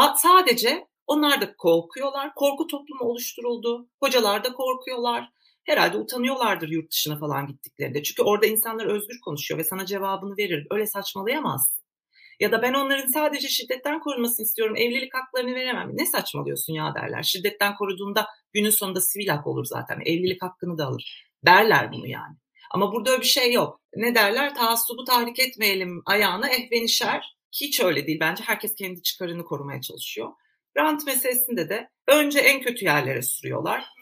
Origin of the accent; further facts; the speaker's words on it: Turkey; Aynı okullarda okuduk, aynı sıralarda okuduk. Aynı mahallelerde büyüdük